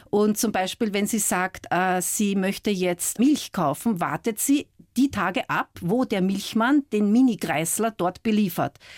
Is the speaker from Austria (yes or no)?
yes; Vienna, Austria; also born or lived in Scotland; Geprägt haben mich meine Heimat Wien, meine Zeit in Schottland und meine Liebe zu Büchern.